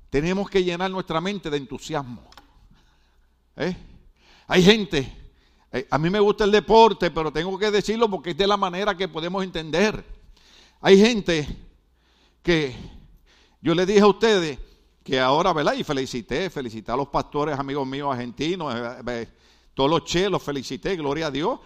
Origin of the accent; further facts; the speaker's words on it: Puerto Rico; now in Mexico; en Puerto Rico, en mi país